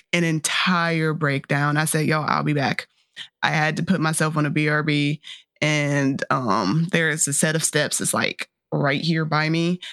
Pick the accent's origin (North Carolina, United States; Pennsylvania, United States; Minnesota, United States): North Carolina, United States; born and raised in North Carolina